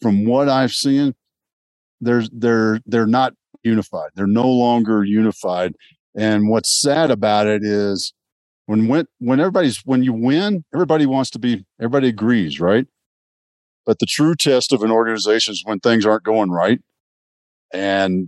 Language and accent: English; Texas, United States; I grew up in Texas